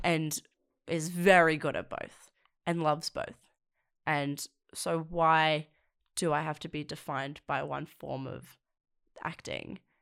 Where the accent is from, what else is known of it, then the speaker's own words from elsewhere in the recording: South Coast, New South Wales, Australia; moved away as an adult; now in Sydney, Australia; I'm from the South Coast. Um, and it really affected the areas I grew up